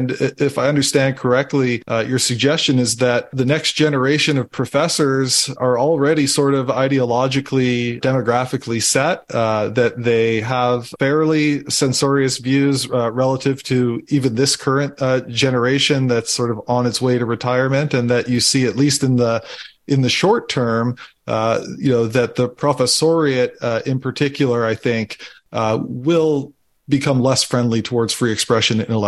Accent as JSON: {"language": "English", "area": "just outside of Edmonton", "region": "Alberta", "country": "Canada", "tie": "born or raised there", "moved": "yes", "said": "I grew up just outside of Edmonton."}